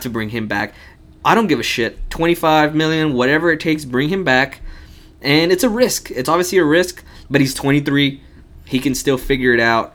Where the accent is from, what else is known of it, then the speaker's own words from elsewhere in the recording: United States; I was born here in the United States